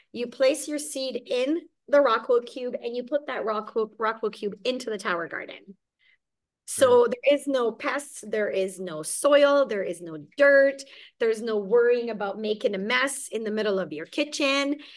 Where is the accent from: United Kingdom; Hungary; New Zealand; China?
Hungary; also born or lived in Germany / Mississauga, Canada; now in Kelowna, Canada; I actually was born and raised in Hungary okay. and escaped communism and we fled to Germany.